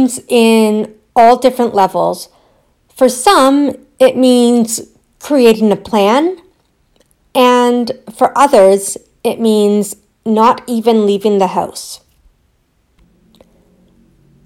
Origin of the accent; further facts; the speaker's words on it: Aurora, Ontario, Canada; also born or lived in Newmarket; my town or my hometown Aurora, so Newmarket or Aurora